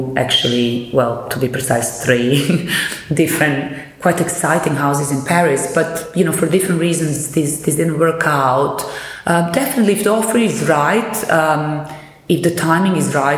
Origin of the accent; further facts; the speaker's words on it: Belgrade, Serbia; moved away as an adult; now in London, United Kingdom; I come from Belgrade, from Serbia, where I studied